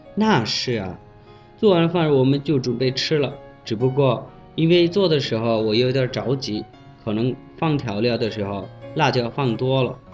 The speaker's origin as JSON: {"language": "Chinese", "country": "Bangladesh", "second_language": "Chinese", "moved": "as an adult", "lives_now": "China", "said": "我是来自孟加拉国的"}